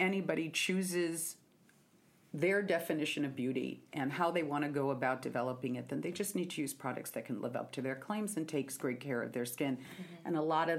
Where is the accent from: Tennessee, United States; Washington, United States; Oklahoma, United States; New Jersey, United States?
Washington, United States; Seattle; I'm from Seattle